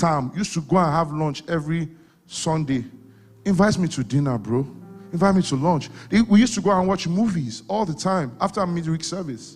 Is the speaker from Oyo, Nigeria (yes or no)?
yes; Ibadan, Oyo, Nigeria; moved away; I came from Ibadan.